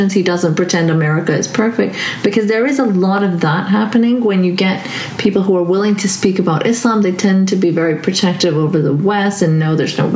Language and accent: English; Canada; I'm North American. I'm not American